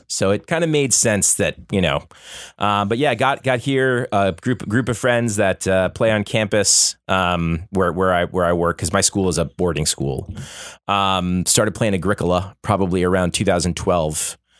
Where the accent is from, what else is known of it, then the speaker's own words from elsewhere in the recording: Florida, United States; now in Boston, United States; I have lived in Boston for about 10 years. I grew up in Florida. That's where I'm from and where I grew up, went to high school.